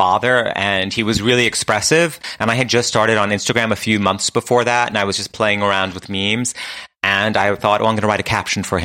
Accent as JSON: {"language": "English", "town": "New York City", "region": "New York", "country": "United States", "moved": "yes", "lives_now": "Los Angeles, United States", "said": "We went to my family's house in Queens"}